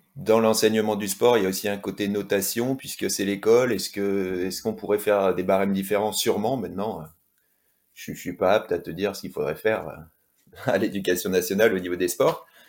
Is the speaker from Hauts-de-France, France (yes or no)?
yes; Lille, Hauts-de-France, France; moved away as an adult; also born or lived in Toulouse / La Réunion; now in Courchevel, France; à l'origine, je viens du Nord, donc j'ai grandi à Lille